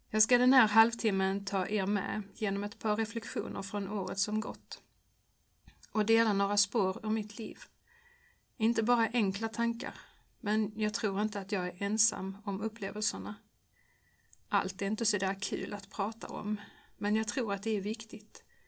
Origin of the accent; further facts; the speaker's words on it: Örkelljunga, Skåne, Sweden; det fanns en barnkör i missionshuset i Örkelljunga där jag växte upp